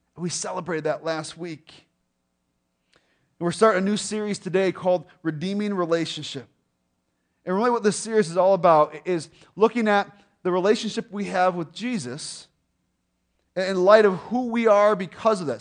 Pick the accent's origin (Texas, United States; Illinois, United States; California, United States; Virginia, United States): Illinois, United States; Lake Zurich; we grew up in Lake Zurich